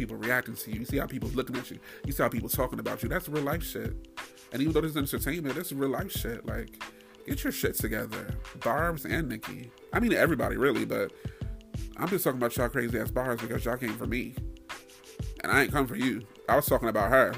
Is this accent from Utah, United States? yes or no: no; New York, United States; I'm from New York too